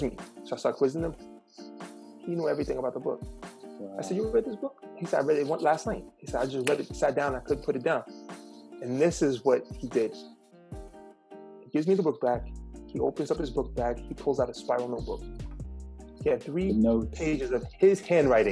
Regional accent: New York City, New York, United States; I decided to return to my hometown to teach

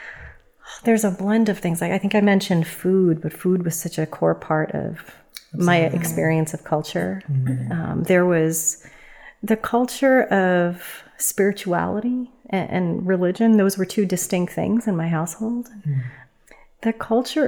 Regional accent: New York City, New York, United States; moved away; I was born and raised in the Bronx

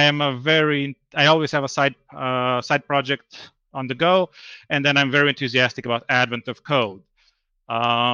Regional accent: Slovenia; moved away as an adult; now in Sweden; I'm originally from Slovenia, but I've been in Sweden now for over 10 years

